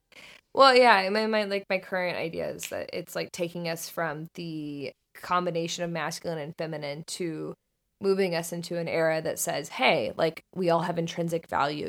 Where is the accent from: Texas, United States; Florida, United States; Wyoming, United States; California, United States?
Florida, United States; Northern; I grew up in Florida, in Northern Florida